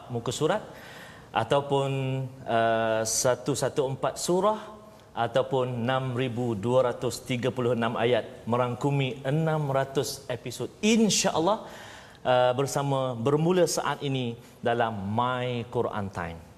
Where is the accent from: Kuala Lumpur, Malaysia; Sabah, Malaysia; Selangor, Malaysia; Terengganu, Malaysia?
Terengganu, Malaysia; Dua-dua kami daripada negeri Terengganu